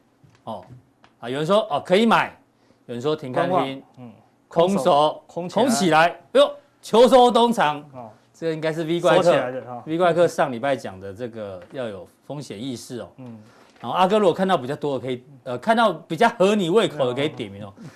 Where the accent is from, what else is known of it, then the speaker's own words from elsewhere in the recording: Taiwan; 我们台湾人从小都跟台风、跟地震一起长大，